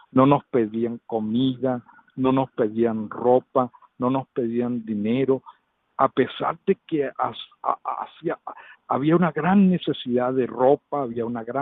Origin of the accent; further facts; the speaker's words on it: Venezuela; now in Uganda; inclusive aquí en Uganda somos seis venezolanos